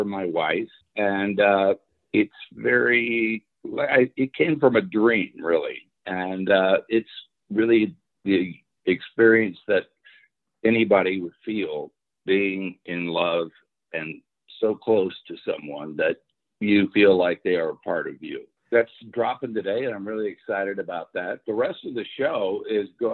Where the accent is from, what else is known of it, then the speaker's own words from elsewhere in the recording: Houston, Texas, United States; I grew up in Houston, which was very eclectic musically.